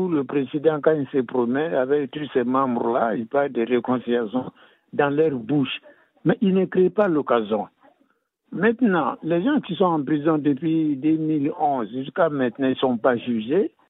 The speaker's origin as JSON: {"language": "French", "region": "North", "country": "Côte d’Ivoire", "said": "Il y a un problème que moi je n'arrive pas à comprendre. Je suis ivoirien, je suis du Nord."}